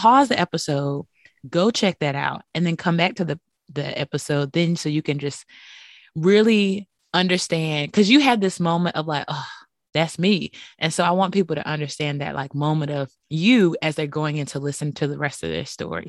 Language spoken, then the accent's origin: English; Bunn, North Carolina, United States; I'm from Bunn, North